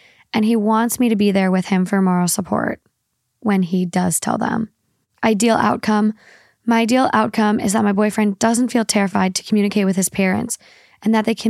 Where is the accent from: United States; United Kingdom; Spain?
Spain; born there; I was born in Spain and most of my family lives there, from both my mom and dad's side.